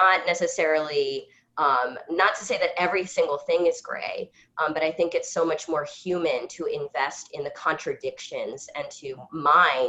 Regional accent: New Orleans, Louisiana, United States; I'm from New Orleans

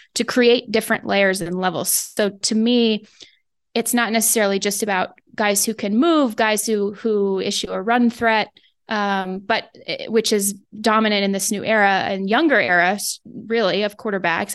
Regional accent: West Coast, United States; moved away; I grew up on the West Coast

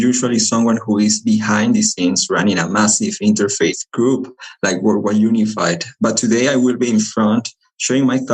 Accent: Lima, Peru; English is a second language; moved away as an adult; also born or lived in Chile; now in Utah, United States; I am originally from Lima, Peru, but has lived in Utah for the last 5 years already because of college

